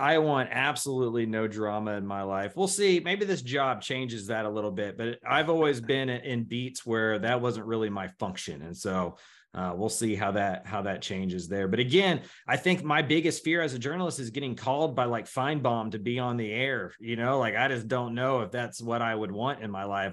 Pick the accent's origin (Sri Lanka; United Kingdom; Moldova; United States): United States; Missouri City, Texas; I grew up in Missouri City in elementary school